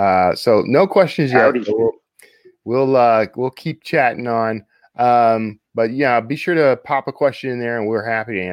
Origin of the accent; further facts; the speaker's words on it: Texas, United States; here in Dallas, Texas. That's nice. My home state.